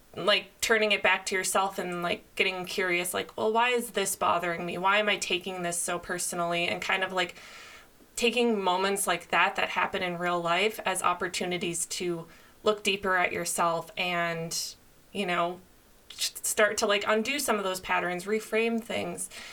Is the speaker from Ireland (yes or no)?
no; Minnesota, United States; moved away as an adult; now in California, United States; I moved to California when I was 22. I grew up in Minnesota